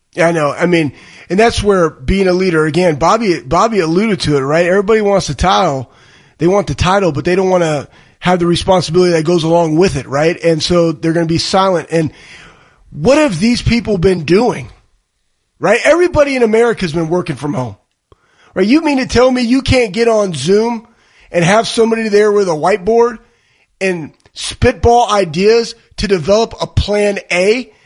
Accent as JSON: {"language": "English", "town": "Dallas", "region": "Texas", "country": "United States", "moved": "as an adult", "lives_now": "Columbus, United States", "said": "I'm from Dallas, Texas"}